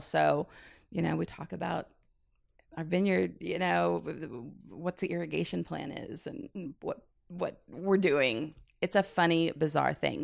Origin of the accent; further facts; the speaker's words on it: Midwest, United States; also born or lived in San Francisco, California; I grew up in the Midwest